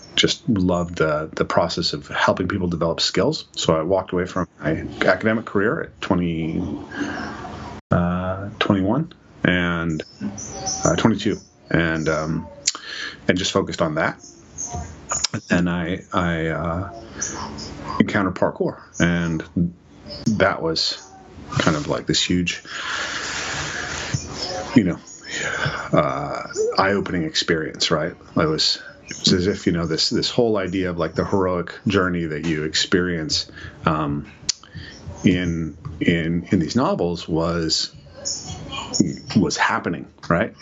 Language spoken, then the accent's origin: English; Skagit County, northeast of Seattle, Washington, United States; I grew up an hour and a half northeast of Seattle in the Skagit County, which is a rural area